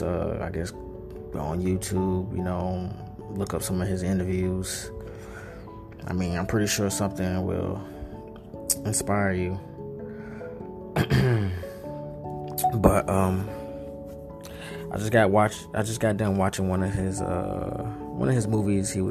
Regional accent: North Carolina, United States; I'm from North Carolina

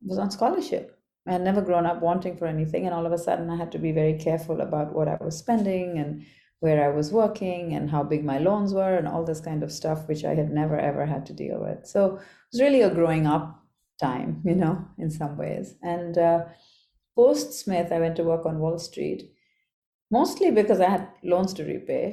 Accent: Kolkata, West Bengal, India; I grew up as the youngest of three girls in Calcutta. So my teen years, early childhood and teen years were spent growing up in Calcutta.

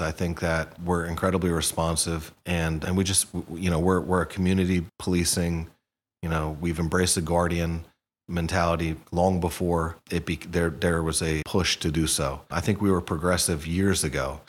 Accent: Hamilton, New Jersey, United States; also born or lived in Princeton; I was born in Princeton at the, at the hospital, but I was raised in Hamilton, so just a stone throw away

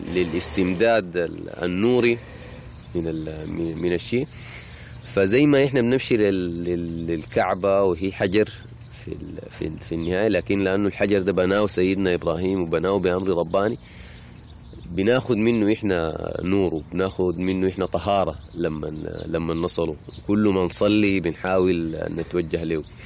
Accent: Sudan; عندنا في السودان هنا

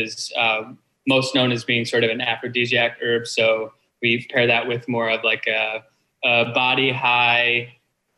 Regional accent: Detroit, Michigan, United States; moved away as an adult; also born or lived in Southern California; now in California, United States; So I was born in Southern California, but I mostly grew up in Detroit, in the Detroit area in Michigan.

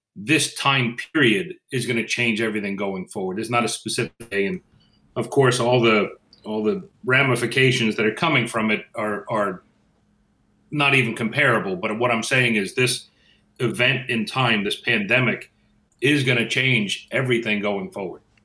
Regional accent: Northeast, United States; moved away; I'm from the Northeast, so everybody's a guy to me

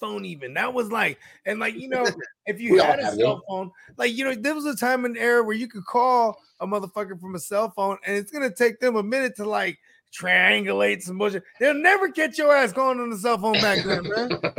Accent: Northern California, United States; Cause I'm from Northern Cali, you know what I mean? And like in field trips, we'll go up and go see like the redwoods and shit like that. It's like the sticks.

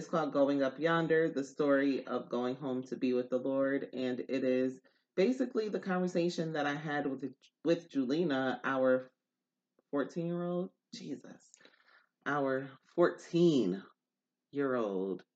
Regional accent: Newburgh, New York, United States; I am from New York. Upstate New York

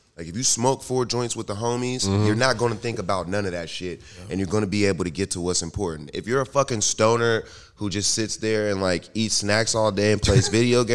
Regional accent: Pittsburgh, Pennsylvania, United States; we're from Pittsburgh though.

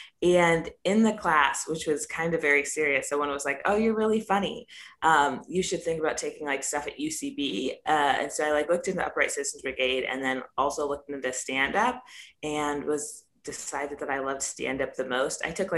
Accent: Rancho Cucamonga, California, United States; also born or lived in Los Angeles, California; I'm originally from Rancho Cucamonga, California, but I say

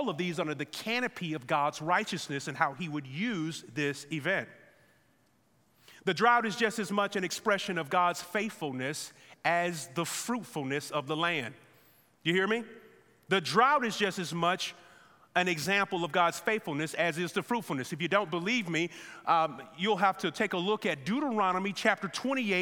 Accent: United States; us as American believers

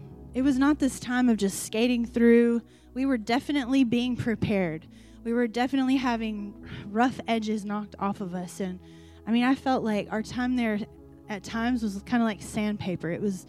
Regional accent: Iran; I mean, like, I'm from Iran. Do you even know where that is?

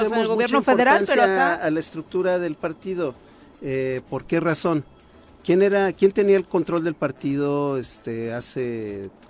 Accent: Mexico City, Mexico; born there; Yo no, nací en la Ciudad México. Antes era DF.

